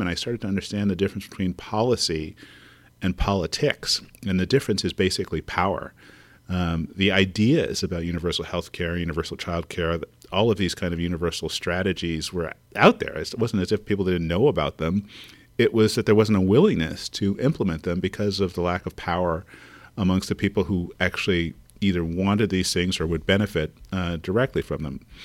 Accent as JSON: {"language": "English", "town": "Montreal", "region": "Quebec", "country": "Canada", "tie": "born or raised there", "moved": "as an adult", "lives_now": "California, United States", "said": "I grew up in Montreal, Canada in the sixties, seventies, and eighties"}